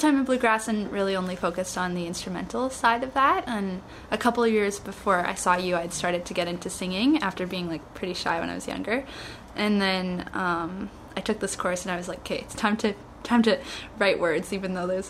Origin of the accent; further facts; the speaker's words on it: Canada; I'm from Canada